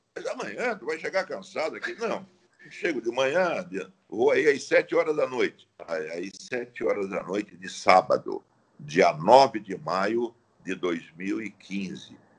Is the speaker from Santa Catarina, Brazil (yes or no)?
yes; Laguna, Santa Catarina, Brazil; moved away; also born or lived in Tubarão / Criciúma; eu sou nascido em Laguna. Era casado em Tubarão. Fiz a minha carreira profissional em Criciúma